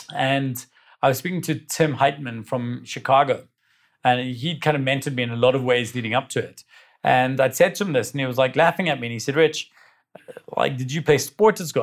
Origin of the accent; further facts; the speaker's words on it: South Africa; being South African